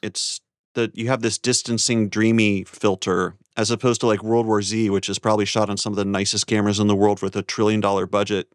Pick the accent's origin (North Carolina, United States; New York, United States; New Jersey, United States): North Carolina, United States; my home state of North Carolina